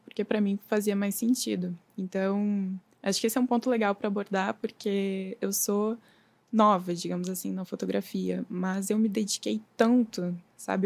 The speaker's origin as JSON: {"language": "Portuguese", "town": "Novo Hamburgo", "region": "Rio Grande do Sul", "country": "Brazil", "tie": "born or raised there", "moved": "as an adult", "lives_now": "Rio de Janeiro, Brazil", "said": "eu sou gaúcha, eu nasci em Novo Hamburgo"}